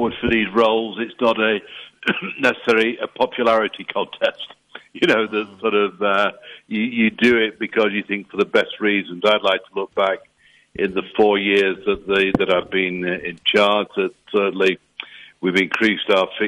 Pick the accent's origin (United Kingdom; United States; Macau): United Kingdom; England; I can't help being English